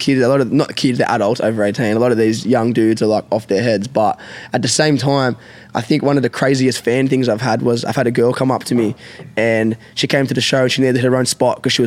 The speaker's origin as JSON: {"language": "English", "country": "Australia", "said": "I'm a 20-something-year-old male, and I'm from Australia"}